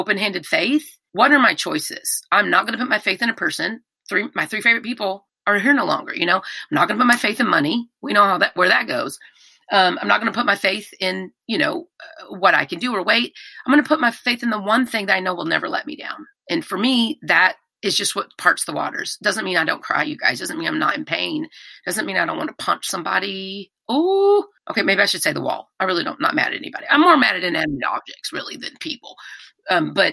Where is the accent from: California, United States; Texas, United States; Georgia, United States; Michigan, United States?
Texas, United States; I'm from Texas. We do that stuff here